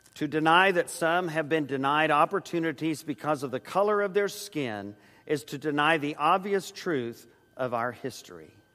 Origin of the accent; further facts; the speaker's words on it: San Antonio, Texas, United States; Joyce and I grew up in San Antonio